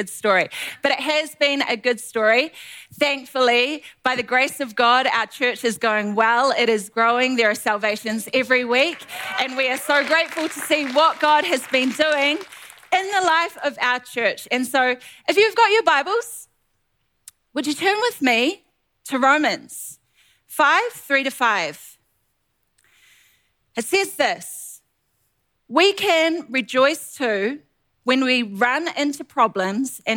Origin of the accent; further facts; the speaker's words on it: New Zealand; moved away as an adult; now in Ottawa, Canada; We are originally from New Zealand.